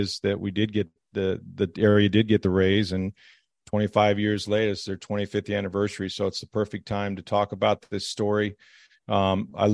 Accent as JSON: {"language": "English", "town": "St. Petersburg", "region": "Florida", "country": "United States", "tie": "born or raised there", "said": "having grown up here, I'm a native from St. Petersburg"}